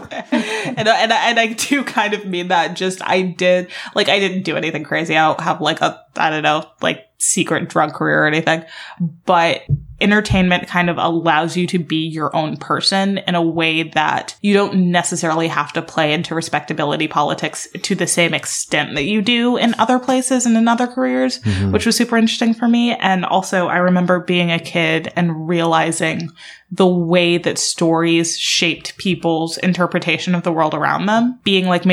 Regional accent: Alabama, United States; moved away; I grew up in Alabama in a town that's kind of an even mix of Black and white

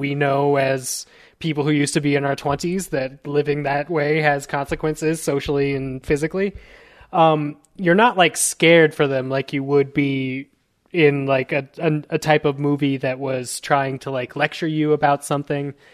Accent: United States; I'm just a American, uh, Latin

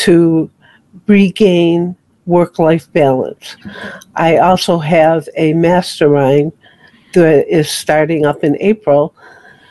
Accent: Rochester, New York, United States; now in Delaware, United States; I was brought up in Rochester, New York.

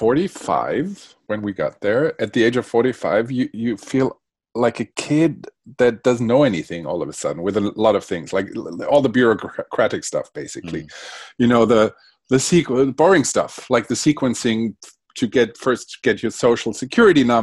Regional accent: a suburb of Frankfurt, Hesse, Germany; first language Spanish; English is a second language; growing up in a suburb of Frankfurt in the 70s, back then it wasn't cool to be bilingual. Hmm. Spanish was my first language, my mother language

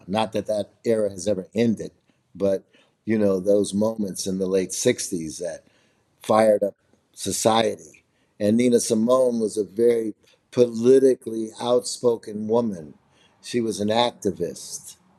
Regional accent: Chicago, Illinois, United States; also born or lived in Nashville; I'm from Chicago

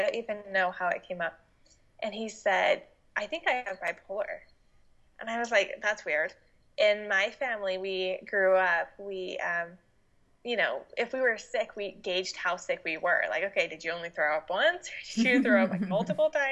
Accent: Utah, United States; moved away as an adult; now in Washington, United States; I moved out to Washington from Utah, where I'm originally from

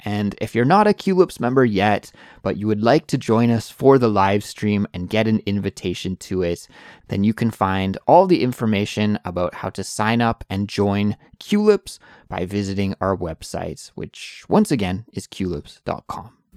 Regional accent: Canada; moved away as an adult; now in South Korea; I'm an English teacher from Canada

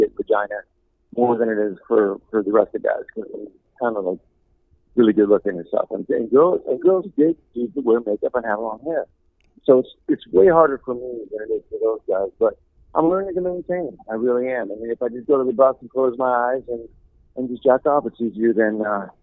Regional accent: Cleveland, Ohio, United States; moved away; I'm from Cleveland, and I'm very proud to be from Cleveland

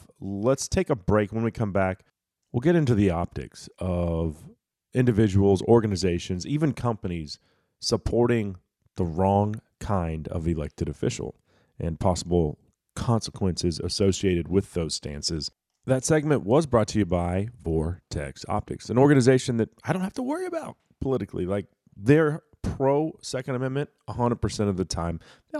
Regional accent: Texas, United States; as a Texan

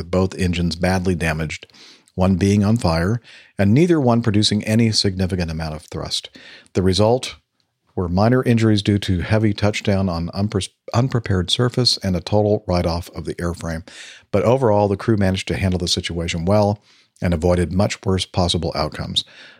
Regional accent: Tallinn, Harju County, Estonia; I am from Tallinn, Estonia

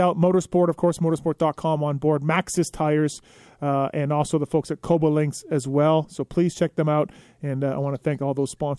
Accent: Canada; I grew up in Canada

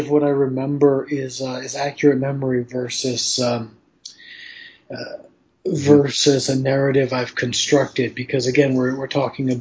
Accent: United States; moved away as an adult; now in Taipei, Taiwan; I'm an American engineer

